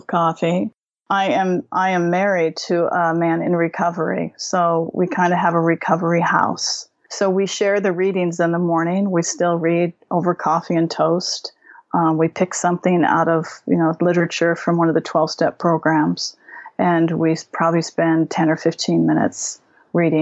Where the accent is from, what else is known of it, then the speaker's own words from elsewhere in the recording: right outside of Seattle, Washington, United States; moved away as an adult; now in New Zealand; I grew up right outside of Seattle, and I moved to New Zealand when I was 30